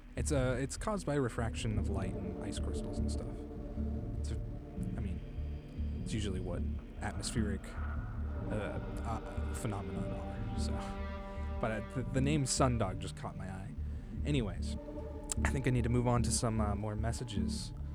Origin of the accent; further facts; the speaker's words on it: United States; I'm American.